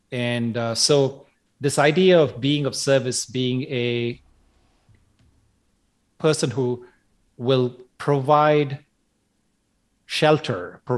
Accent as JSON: {"language": "English", "town": "Chennai", "region": "Tamil Nadu", "country": "India", "tie": "born there", "said": "I was born in Madras, which is now called Chennai in South India."}